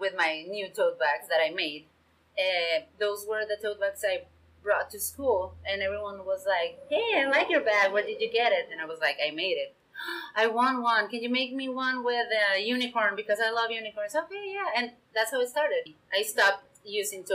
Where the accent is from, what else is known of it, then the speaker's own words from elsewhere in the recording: Ensenada, Baja California, Mexico; I live and I was born in Ensenada